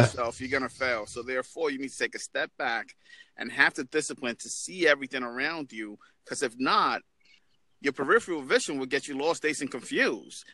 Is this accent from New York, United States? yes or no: yes; New York, United States; now in Florida, United States; I'm originally from New York, but I'm, from, I'm in uh, Florida right now